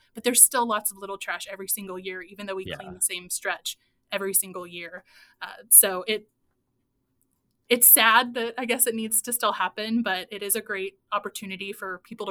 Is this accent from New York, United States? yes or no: no; Ozark, Missouri, United States; now in Springfield, United States; the Finley River in Ozark, so back to my hometown